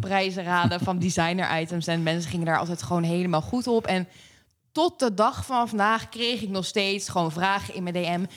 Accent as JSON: {"language": "Dutch", "town": "Pijnacker", "region": "South Holland", "country": "Netherlands", "tie": "born or raised there", "moved": "as an adult", "lives_now": "The Hague, Netherlands", "said": "ik kom oorspronkelijk uit Pain City. Pijnakker. daar heb ik uh, tot mijn 21ste"}